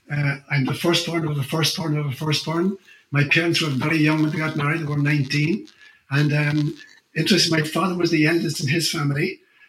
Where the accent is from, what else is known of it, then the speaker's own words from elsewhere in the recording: Ireland; first language Irish; English is a second language; moved away as an adult; also born or lived in Africa; as a child growing up in Ireland